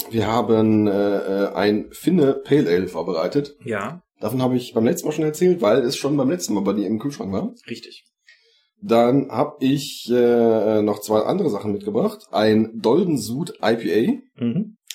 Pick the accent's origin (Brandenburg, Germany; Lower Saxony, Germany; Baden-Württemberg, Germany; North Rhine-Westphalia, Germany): North Rhine-Westphalia, Germany; ich bin ja glücklicherweise Rest, äh, Westfale